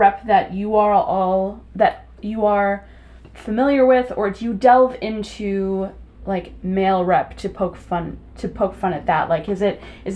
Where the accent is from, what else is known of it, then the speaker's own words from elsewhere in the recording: Wisconsin, United States; we're both from Wisconsin